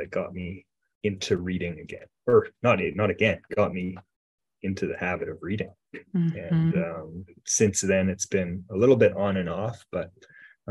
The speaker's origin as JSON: {"language": "English", "town": "Grande Prairie", "region": "Alberta", "country": "Canada", "tie": "born or raised there", "lives_now": "Edmonton, Canada", "said": "I was originally, I grew up in Grand Prairie, Alberta"}